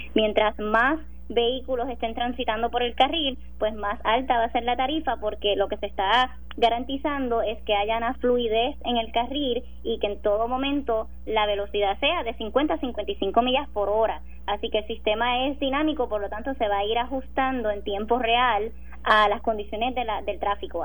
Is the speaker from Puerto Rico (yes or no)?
yes; Sabana Grande, Puerto Rico; yo soy de Sabana Grande, mi familia vive en Sabana Grande